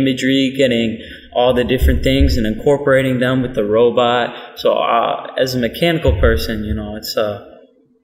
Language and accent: English; Michigan, United States; we're from Michigan